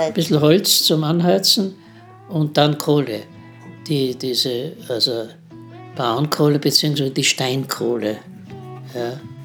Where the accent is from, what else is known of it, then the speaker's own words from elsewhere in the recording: Austria; also born or lived in Vienna; bei uns in Österreich